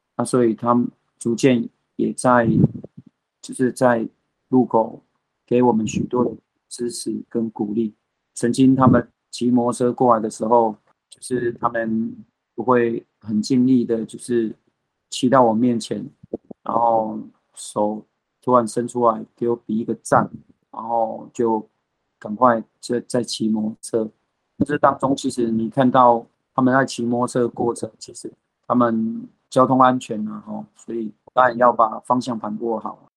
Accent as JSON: {"language": "Chinese", "town": "Pingtung", "region": "Pingtung County", "country": "Taiwan", "also_born_or_lived": "United States", "moved": "yes", "said": "我们屏东这边"}